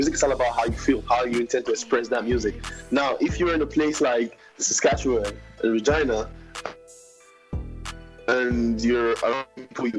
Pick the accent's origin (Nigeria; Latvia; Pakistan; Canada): Nigeria; Ughelli, Delta; I'm from Ugeli, very close to Warri.